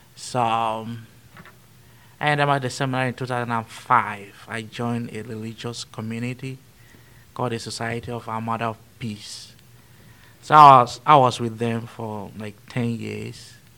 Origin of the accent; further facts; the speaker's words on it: Benue, Nigeria; moved away as an adult; I was born in a little town called Kasnaala in Benue State, in central Nigeria